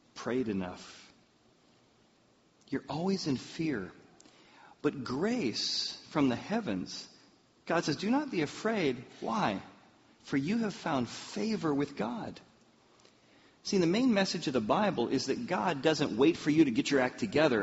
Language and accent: English; the Midwest, Iowa, United States; now in Indiana, United States; I grew up in the Midwest, so I learned how to ski in Iowa